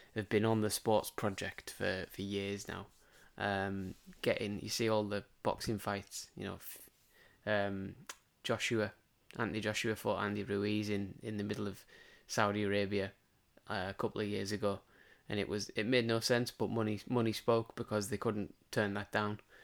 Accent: England, United Kingdom; we sit here as, as English, um, football fans

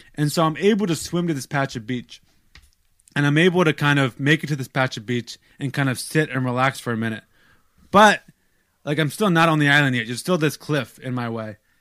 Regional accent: United States; I'm American

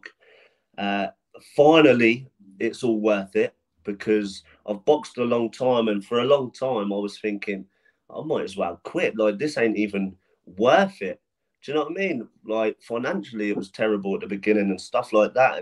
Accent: Portsmouth, South East England, United Kingdom; I used to struggle selling tickets in my hometown when I first turned pro

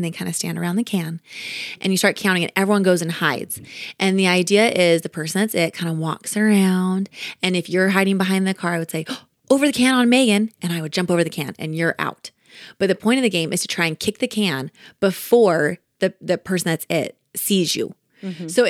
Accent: Kansas, United States; Like we are hardworking people. Just like you're, you know, growing up in Kansas, you kind of just learn to be a hard worker.

